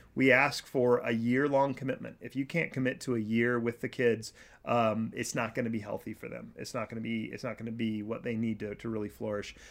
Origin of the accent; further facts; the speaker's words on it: Kansas, United States; I am from Kansas